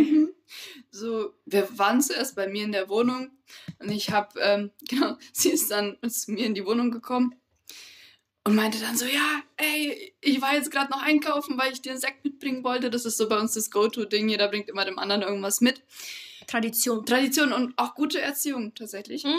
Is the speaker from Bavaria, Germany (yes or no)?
yes; Bavaria, Germany; wie man jetzt raushören kann, wir kommen aus Bayern